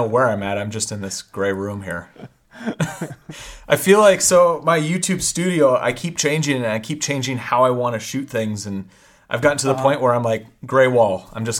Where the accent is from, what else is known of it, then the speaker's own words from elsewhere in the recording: Pacific Northwest, United States; Yeah, it's true. So. I mean, I'm a Pacific Northwest kid, so.